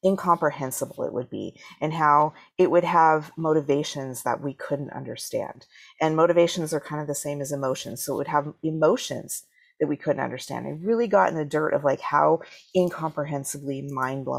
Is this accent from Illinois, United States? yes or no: no; Washington, United States; also born or lived in Salt Lake City, Utah; we moved to Washington State when I was 3